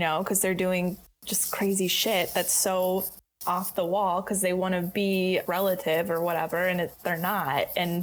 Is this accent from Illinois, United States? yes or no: no; Michigan, United States; accent: Michigan; moved away; when I go home, people say that I sound different, just right. like my little Michigan accent